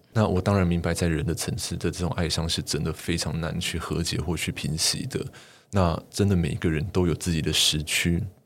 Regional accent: Tapani incident area, Tainan, Taiwan; 我们老家那个地方

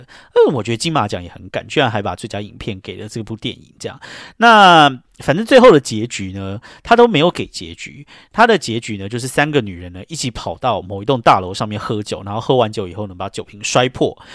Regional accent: Taiwan; moved away as an adult; now in New York, United States; 我们这种台湾土狗

